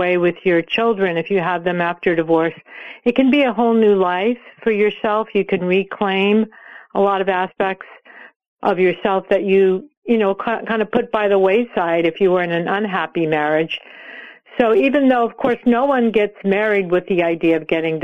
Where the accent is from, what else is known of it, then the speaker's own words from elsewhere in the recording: California, United States; I grew up in California in the 1960s